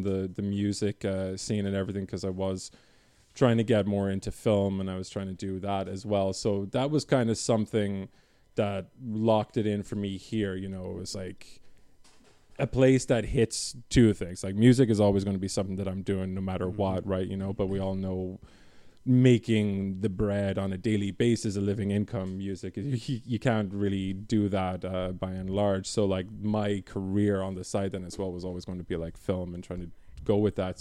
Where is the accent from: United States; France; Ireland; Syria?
Ireland; moved away as an adult; now in Canada; when I was growing up in Ireland